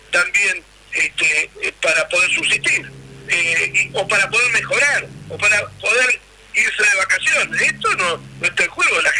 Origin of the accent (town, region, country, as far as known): Argentina; also born or lived in Santa Cruz, Argentina